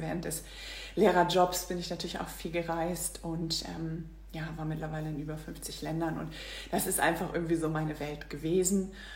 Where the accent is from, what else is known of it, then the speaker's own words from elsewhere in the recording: Northern Germany, Germany; also born or lived in Singapore; Ich komme aus Norddeutschland